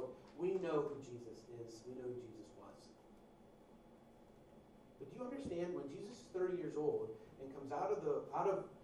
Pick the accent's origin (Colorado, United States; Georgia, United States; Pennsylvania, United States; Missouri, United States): Pennsylvania, United States; western; I'm from this obscure small town in western Pennsylvania